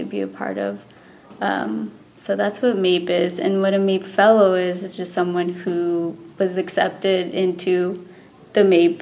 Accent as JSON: {"language": "English", "region": "Texas", "country": "United States", "tie": "born or raised there", "also_born_or_lived": "New York City, United States", "moved": "as an adult", "lives_now": "California, United States", "said": "I am from Texas, so I'd been there all my life. I've never moved out of Texas."}